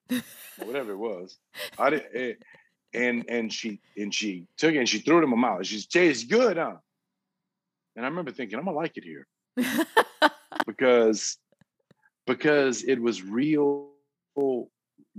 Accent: Lafayette, Louisiana, United States; now in Thibodaux, United States; I was from Lafayette

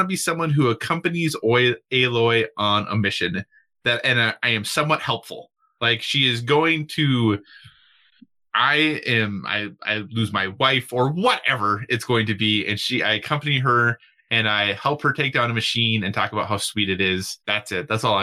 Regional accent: Minnesota, United States; moved away; I am originally from Minnesota

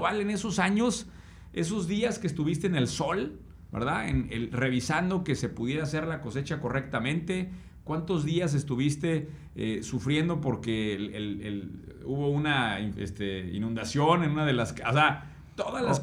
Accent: Querétaro, Mexico; Yo soy originario de Querétaro

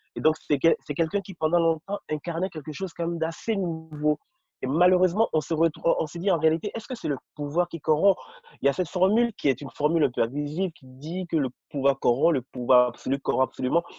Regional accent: Benin; also born or lived in Cotonou / Paris; je suis béninois

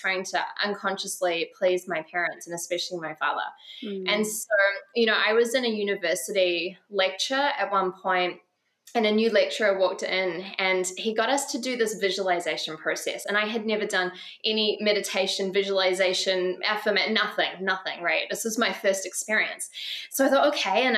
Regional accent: New Zealand; moved away; also born or lived in Bali; I grew up in New Zealand

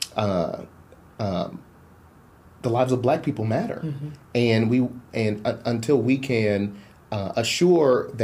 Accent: Chicago, Illinois, United States; moved away as an adult; now in Tulsa, United States; I was born and raised in Chicago

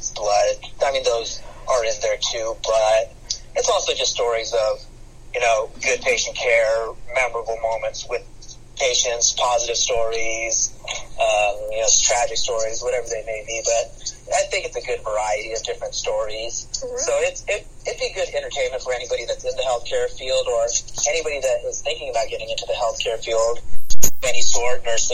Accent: United States; I, as an Indian American

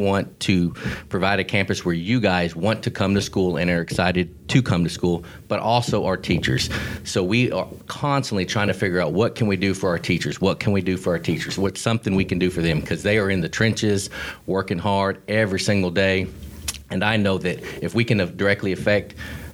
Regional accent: Garland, Texas, United States; also born or lived in Dallas, Texas / Ennis, Texas; now in Corsicana, United States; I grew up in Garland, born in Dallas, grew up, spent my elementary school time in Garland, Texas, and then sixth grade on, I lived in Ennis and graduated from Ennis High School

